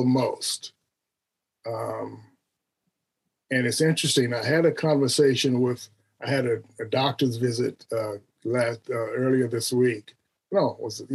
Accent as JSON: {"language": "English", "town": "Phoenix", "region": "Arizona", "country": "United States", "tie": "born or raised there", "also_born_or_lived": "Detroit / New York", "moved": "as an adult", "lives_now": "Baton Rouge, United States", "said": "I grew up in Phoenix, Arizona."}